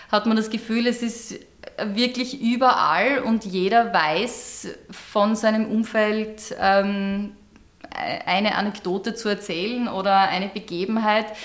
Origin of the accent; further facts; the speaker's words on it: Ungerdorf, Styria, Austria; ich komme ja nicht direkt aus Gleisdorf, sondern aus einer kleinen Randgemeinde, mittlerweile eingemeindet. Ich bin ja ursprünglich aus Ungerdorf